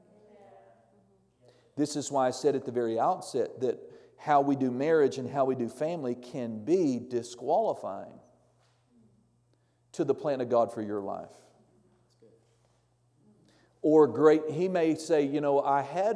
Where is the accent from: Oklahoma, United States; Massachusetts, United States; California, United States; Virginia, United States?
Oklahoma, United States; Norman; moved away; I grew up in Norman, Oklahoma, which is about 20 miles south of Oklahoma City